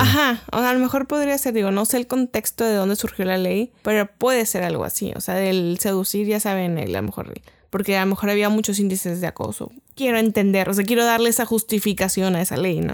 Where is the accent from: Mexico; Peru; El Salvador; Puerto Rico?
Mexico; nuestro amado México